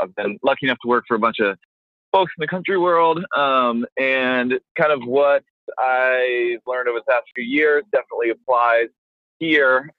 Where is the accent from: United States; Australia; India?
United States; Tennessee; I'm from Tennessee